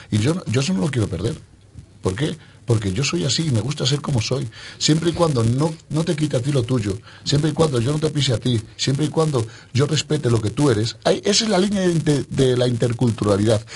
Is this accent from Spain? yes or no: yes; Spain; yo soy español. Y no solamente soy español porque yo haya nacido